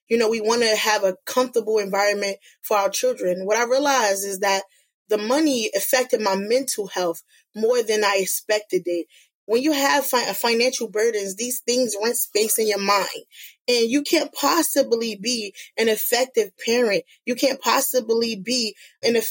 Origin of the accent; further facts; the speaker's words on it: Newark, New Jersey, United States; I'm a Newark native. I come from the West Ward. I was born and raised in Ivy Hill.